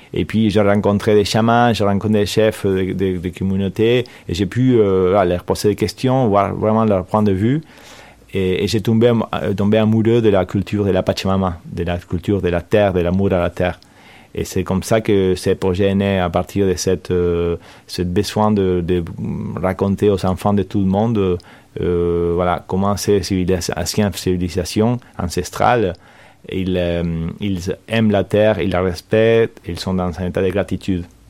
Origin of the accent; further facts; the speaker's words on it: Argentina; French is a second language; moved away as an adult; also born or lived in Verrières-le-Buisson, France; now in France; j'ai grandi en Argentine, j'ai des grands-parents espagnols